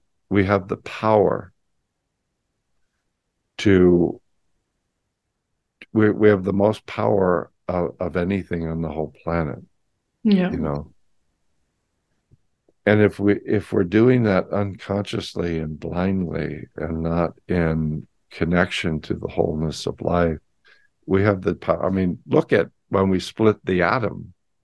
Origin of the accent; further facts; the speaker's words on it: San Francisco, California, United States; I grew up in San Francisco in the 60s